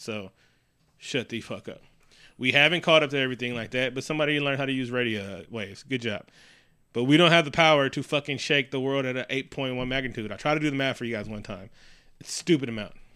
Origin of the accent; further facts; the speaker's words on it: Oakland, California, United States; my hometown